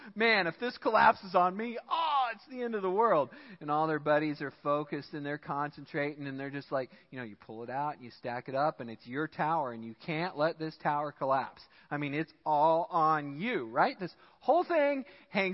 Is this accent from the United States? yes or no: yes; United States; I'm American